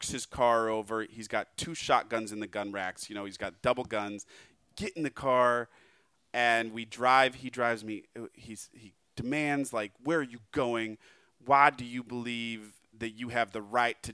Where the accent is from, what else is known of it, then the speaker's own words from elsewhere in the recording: Portland, Oregon, United States; moved away as an adult; also born or lived in San Diego; I'm from Portland